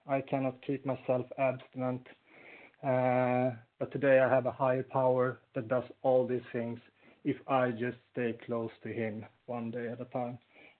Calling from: Falun, Dalarna County, Sweden; I'm like …, and I'm calling in from Falun in Sweden.

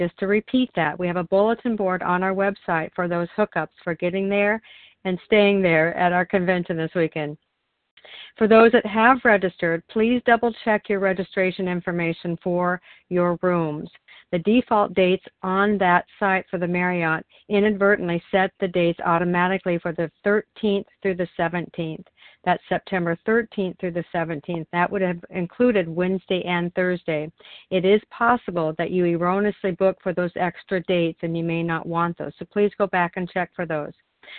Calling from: Oregon, United States; I'm calling in from Oregon.

